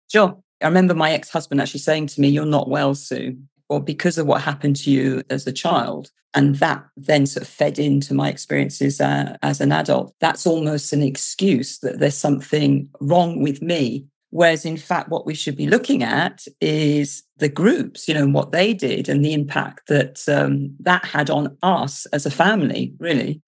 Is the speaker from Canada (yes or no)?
no; London, United Kingdom; moved away as an adult; also born or lived in United States; now in South West England, United Kingdom; I am British, as you can hear from my accent. Um, I'm originally from London, but I now live in the southwest of England